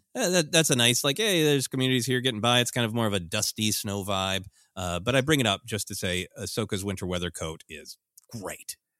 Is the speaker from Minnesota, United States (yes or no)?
yes; Minnesota, United States; growing up in Minnesota